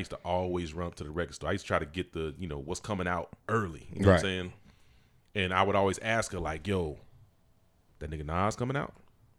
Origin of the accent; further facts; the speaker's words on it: the South, United States; I'm from the South.